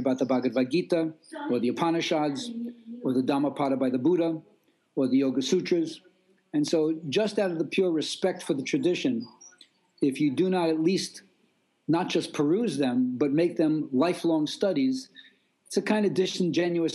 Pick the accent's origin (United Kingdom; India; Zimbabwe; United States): United States; New York City, New York; moved away; And I am from Brooklyn